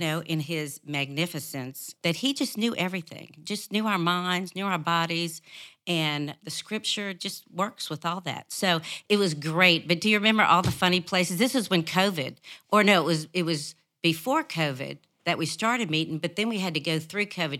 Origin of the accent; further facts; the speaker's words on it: New Orleans, Louisiana, United States; moved away; also born or lived in Arkansas; I was raised in New Orleans